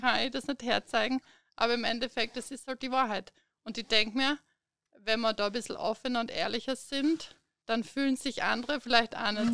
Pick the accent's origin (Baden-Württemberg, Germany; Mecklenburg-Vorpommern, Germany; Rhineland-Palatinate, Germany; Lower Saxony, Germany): Baden-Württemberg, Germany; Stuttgart; moved away as an adult; now in Premstätten, Austria; Also ich komme ursprünglich aus Deutschland, aus Stuttgart, bin 2008 nach Österreich gekommen und seit 2013 wohnen wir eben hier in Bremstetten.